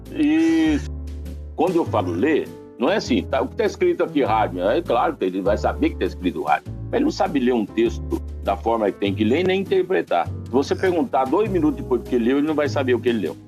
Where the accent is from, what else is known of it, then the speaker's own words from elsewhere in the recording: northern Paraná, Brazil; lá no norte do Paraná, novinho, operador de som